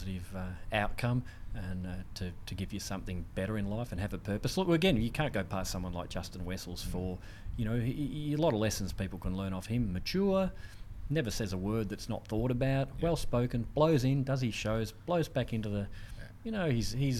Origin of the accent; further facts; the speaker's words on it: Australia; being an Australian back then.